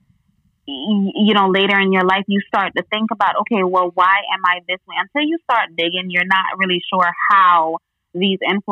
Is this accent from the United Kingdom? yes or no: no; U.S. Virgin Islands; now in Florida, United States; I am from the U.S. Virgin Islands. I'm from St. Croix.